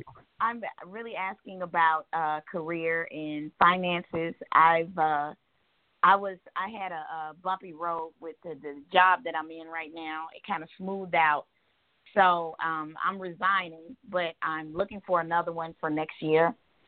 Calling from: Tucker, Georgia, United States; I'm calling from Tucker, Georgia.

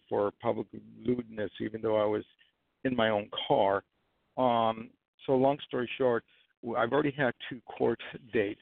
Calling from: New York, United States; I'm calling from New York.

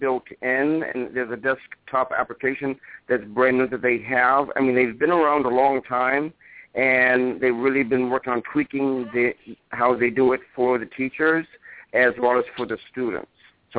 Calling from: New Hampshire, United States; calling from the Peace from New Hampshire.

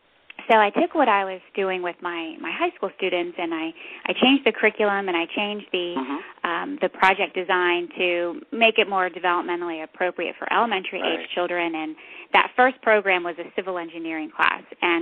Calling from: Fredericksburg, Virginia, United States; We are in Fredericksburg, Virginia.

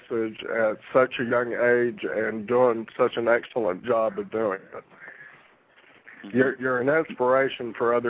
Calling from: Florida, United States; This is … down in Florida.

